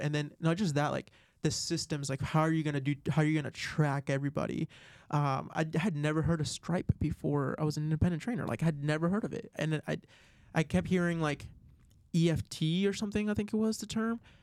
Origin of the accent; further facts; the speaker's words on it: Florida, United States; now in Arizona, United States; I'm originally from Florida